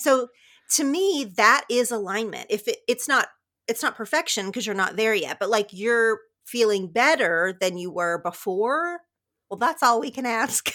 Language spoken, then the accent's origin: English; southern Oklahoma, United States; moved away as an adult; now in Los Angeles, United States; I loved growing up in a town of about thirty-five hundred people, really, really small in southern Oklahoma